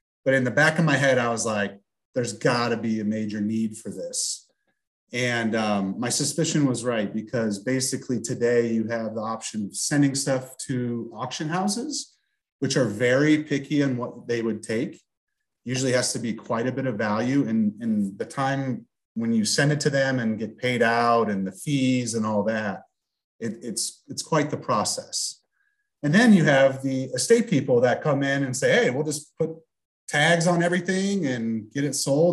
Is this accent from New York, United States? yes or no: no; St. Louis, Missouri, United States; We're from St. Louis originally, and my grandma was in Minnesota